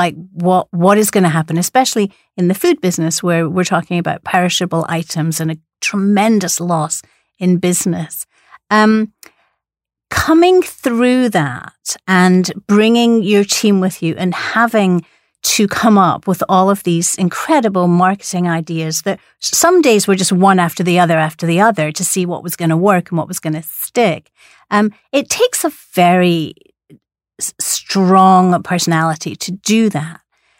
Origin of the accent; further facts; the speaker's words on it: Scotland, United Kingdom; accent: Scottish; It's with my Scottish accent.